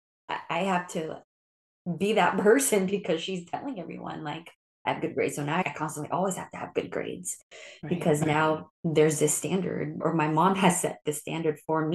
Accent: Philippines; And not only am I Filipino, but also I'm an only child.

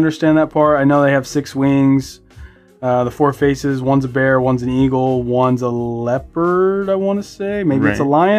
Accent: Southern United States, United States; born there; I was born in the South.

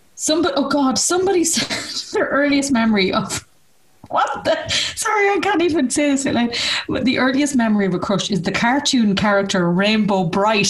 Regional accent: Ireland; we grew up in Ireland

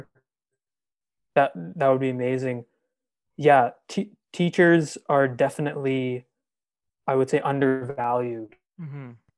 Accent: Aurora, Ontario, Canada; I grew up in a town called Aurora

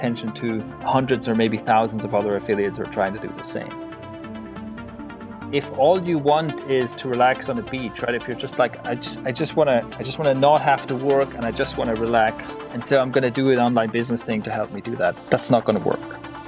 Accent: Switzerland; So I grew up in Switzerland, but I have parents of Irish heritage on the one side and Italian heritage on the other side, so quite a mixed bag there.

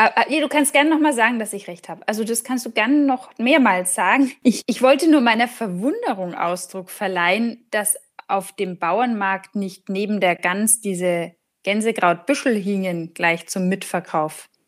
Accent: Franconia, Bavaria, Germany; bei uns in Franken

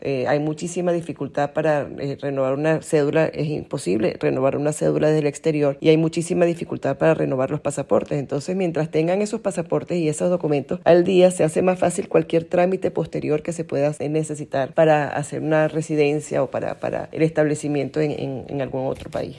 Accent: Venezuela; porque somos sus connacionales

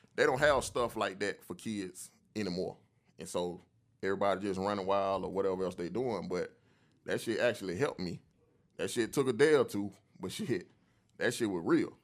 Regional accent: Atlanta, Georgia, United States; I came up, man, in the old Atlanta, man. I'm from, I'm actually from Zone three

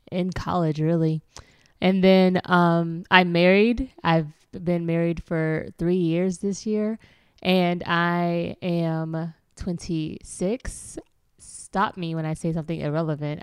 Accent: Louisville, Kentucky, United States; I am from Louisville, Kentucky

